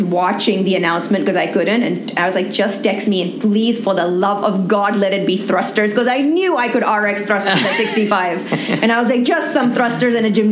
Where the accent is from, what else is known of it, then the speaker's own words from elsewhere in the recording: Pakistan; being a Pakistani or having a Pakistani passport